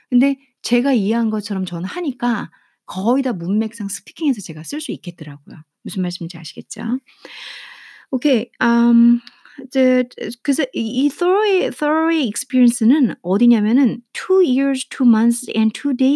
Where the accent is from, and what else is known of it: South Korea